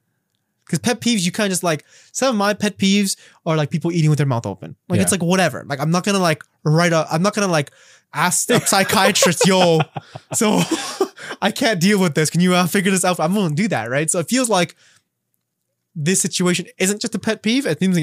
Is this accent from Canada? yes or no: yes; Canada; I'd be like, okay, well, technically speaking, I have a Canadian citizenship. Like, I'm Canadian.